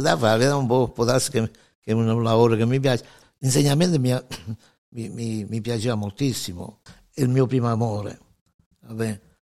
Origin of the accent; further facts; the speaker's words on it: Pacentro, Abruzzo, Italy; moved away as an adult; now in Detroit, United States; nato, eh, in un piccolo paese sulle montagne d'Abruzzo, in Bol-, la provincia dell'Aquila, si chiama Pacentro